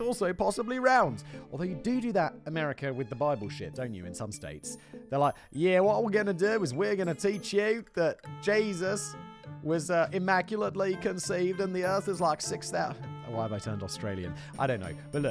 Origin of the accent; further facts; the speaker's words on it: United Kingdom; I'm British